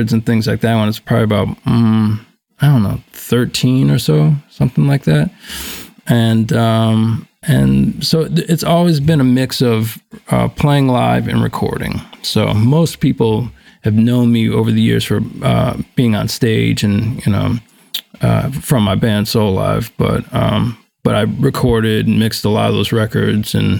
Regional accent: Buffalo, New York, United States; I grew up in Buffalo, New York, born in 1974

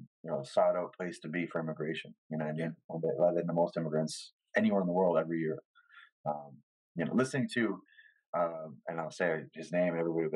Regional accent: Hamilton, Ontario, Canada; I've had a lot of family members that were from here, like me, born and raised in Hamilton

